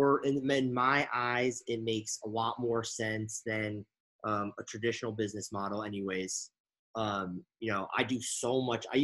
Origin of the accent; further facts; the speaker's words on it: Connecticut, United States; now in Los Angeles, United States; I'm from Connecticut